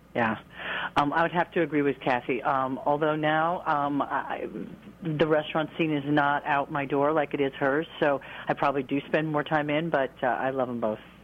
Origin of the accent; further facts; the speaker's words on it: New Jersey, United States; now in Portland, United States; I grew up in New Jersey as did Kathleen